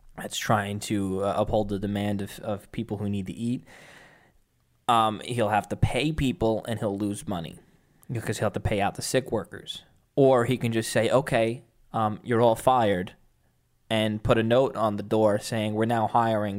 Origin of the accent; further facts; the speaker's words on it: New York, United States; I'm a New Yorker